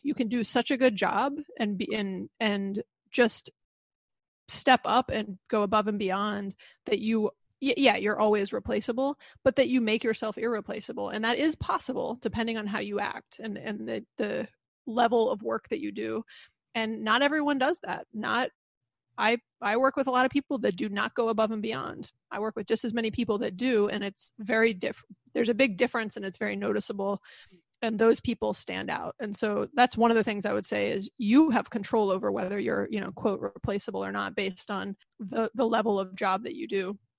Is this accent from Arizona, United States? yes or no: no; Atlanta, Georgia, United States; I was born and raised in Atlanta and have lived here my entire life